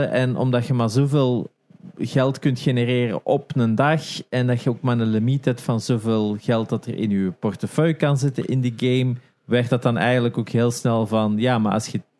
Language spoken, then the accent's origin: Dutch; Turnhout, Flanders, Belgium; ik ben van Ken- Turnhout